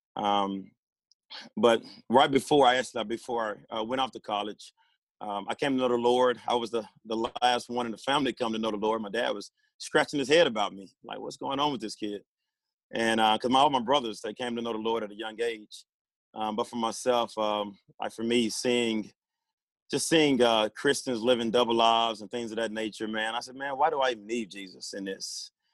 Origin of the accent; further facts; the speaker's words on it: Pine Bluff, Arkansas, United States; born and raised in Pine Bluff, Arkansas.